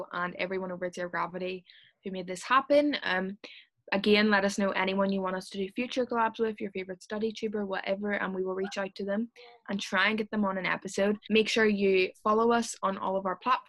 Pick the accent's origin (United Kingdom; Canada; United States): United Kingdom; Lisburn, Northern Ireland; Just outside Belfast